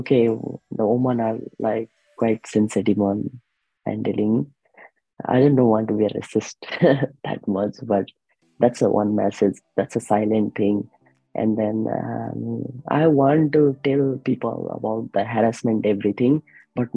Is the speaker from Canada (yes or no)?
no; Nepal; moved away as an adult; now in Australia; I raised in the Nepal, like I grown up in the Nepal.